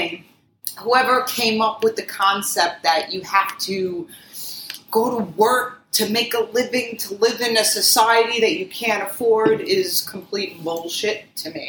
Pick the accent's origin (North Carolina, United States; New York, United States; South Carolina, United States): New York, United States; New York City; I'm from Queens.